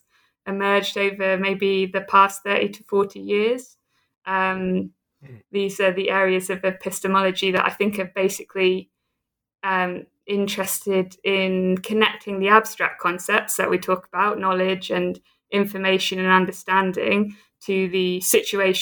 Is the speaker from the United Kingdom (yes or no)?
yes; Southampton, South East England, United Kingdom; also born or lived in United States / Oxford; now in Edinburgh, United Kingdom; I'm a Brit. I'm from the south coast of England, from Southampton.